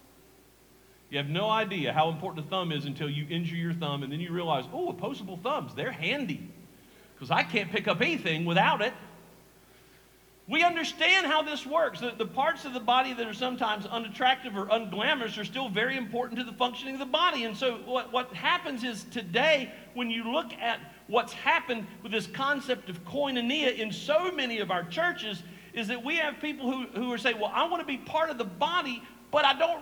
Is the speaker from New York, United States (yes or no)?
no; Eastern North Carolina, United States; I'm from Eastern North Carolina. I grew up here. My parents were born here, so I'm a long-time Eastern North Carolina guy